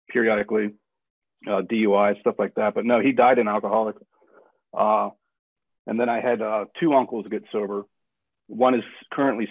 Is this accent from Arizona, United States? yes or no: no; Wilmington, Delaware, United States; also born or lived in Florida; now in Gilbert, United States; I'm originally from Wilmington, Delaware.